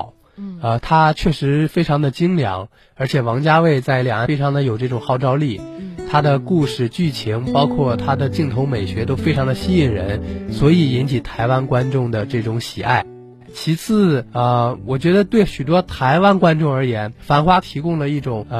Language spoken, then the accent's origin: Chinese; Fujian, China; 啊、呃，就是闽南歌嘛，台湾人非常爱唱，我福建人也也很爱唱。